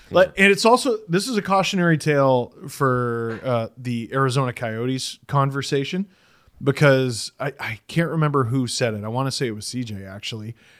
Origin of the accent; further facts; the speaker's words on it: Canada; As a Canadian